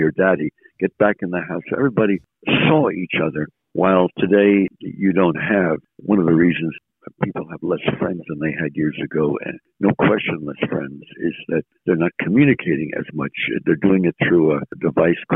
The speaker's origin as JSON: {"language": "English", "town": "Caldwell", "region": "New Jersey", "country": "United States", "tie": "born or raised there", "also_born_or_lived": "Montclair, New Jersey", "said": "I was born in Montclair, New Jersey, but I grew up all my life in the Colville."}